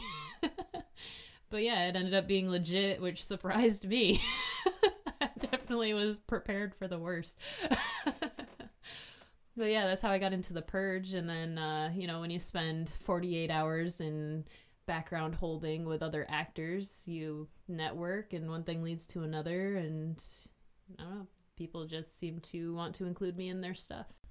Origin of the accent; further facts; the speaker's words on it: Hornell, New York, United States; also born or lived in Canisteo, New York; I was born in the Southern Tier in a town called Hornell with an H, not a C